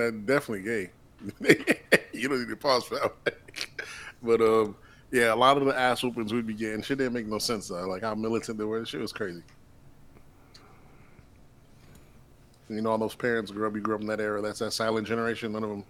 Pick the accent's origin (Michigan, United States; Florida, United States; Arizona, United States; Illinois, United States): Florida, United States; Palm Beach; I'm from Palm Beach.